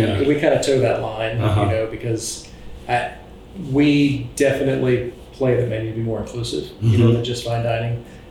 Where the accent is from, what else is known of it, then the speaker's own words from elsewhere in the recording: Charleston, South Carolina, United States; which I grew up in Charleston.